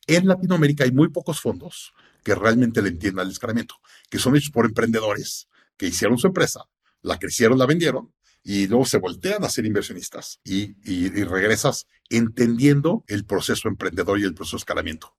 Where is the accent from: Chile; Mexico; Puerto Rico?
Mexico; Soy mexicano con empresa en Estados Unidos